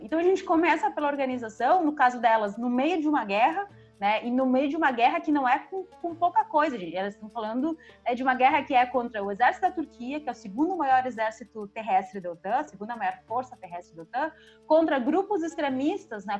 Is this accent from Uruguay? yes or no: yes; Uruguay; now in Brazil; eu também sou uma pessoa migrante, né? Eu vim do Uruguai, estou no Brasil, uh, passei né, toda a minha alfabetização em um país que tem seus N problemas